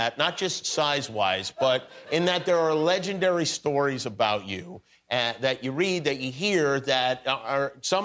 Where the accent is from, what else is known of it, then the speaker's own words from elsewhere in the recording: Las Vegas, Nevada, United States; moved away; I grew up in Las Vegas